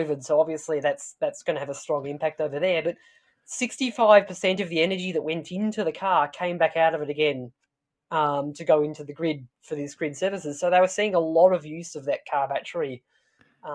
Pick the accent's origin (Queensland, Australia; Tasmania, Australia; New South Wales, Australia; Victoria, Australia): Tasmania, Australia; I'm from Tasmania.